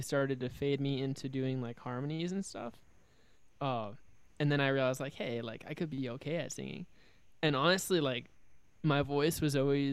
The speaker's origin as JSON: {"language": "English", "town": "Overland Park", "region": "Kansas", "country": "United States", "said": "I'm from Overland Park, Kansas"}